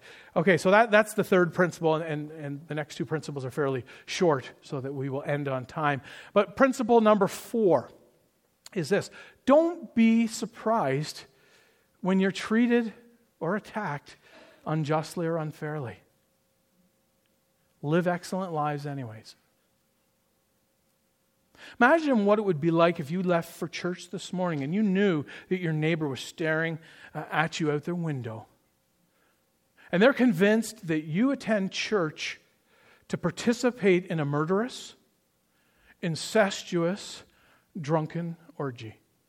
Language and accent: English; Toronto, Ontario, Canada; But growing up in Toronto in the 80s and the 90s, the … was my favorite Christian rock band.